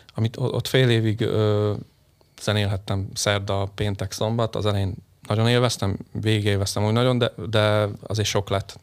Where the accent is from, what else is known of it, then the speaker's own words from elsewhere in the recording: Sopron, Győr-Moson-Sopron, Hungary; also born or lived in Budapest; én ugye Budapesten születtem, ö, nyolcvankettőben, sajnos most kiderült, hogy negyven vagyok, akkor három éves, három évesen költöztünk, ö, családommal, ö, Sopronba, és onnantól kezdve ugye ott éltünk, élünk